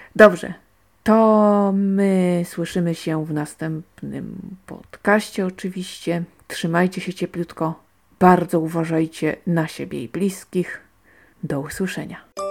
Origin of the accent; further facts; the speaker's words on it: Silesian Voivodeship, Poland; ja jestem stąd